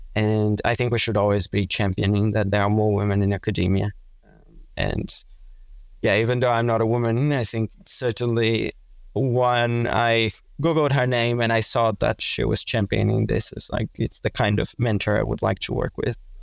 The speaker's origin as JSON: {"language": "English", "country": "Brazil", "also_born_or_lived": "Melbourne, Australia", "moved": "as an adult", "lives_now": "Singapore", "said": "I'm originally from Brazil."}